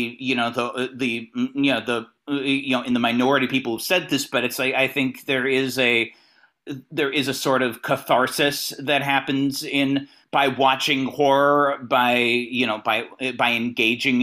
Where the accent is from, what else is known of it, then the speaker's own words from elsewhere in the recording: Northern California, United States; moved away as an adult; now in Los Angeles, United States; I'm from the NorCal region originally